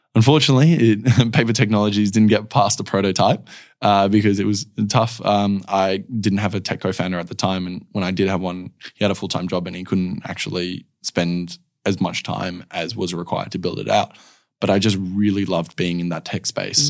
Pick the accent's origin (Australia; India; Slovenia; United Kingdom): Australia; Perth, Western Australia; I was born here in Perth, uh, born and raised